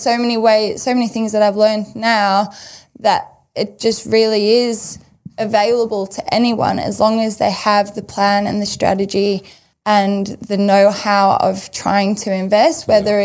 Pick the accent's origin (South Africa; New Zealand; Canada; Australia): South Africa; moved away; growing up in South Africa